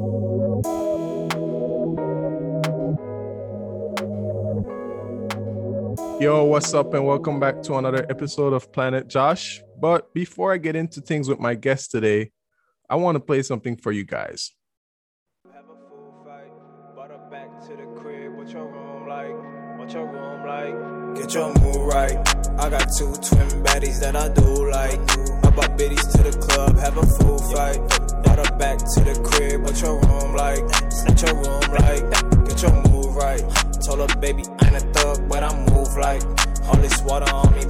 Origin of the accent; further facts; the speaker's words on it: Belize; moved away; I'm a Indian guy, and back in Belize